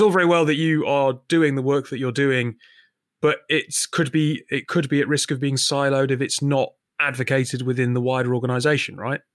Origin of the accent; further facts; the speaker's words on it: the north of England, United Kingdom; we're both from Northern England